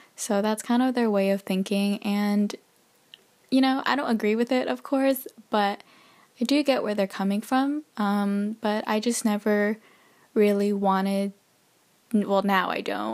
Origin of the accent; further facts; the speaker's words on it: United States; moved away as an adult; also born or lived in Canada; now in Texas, United States; originally I'm from the States.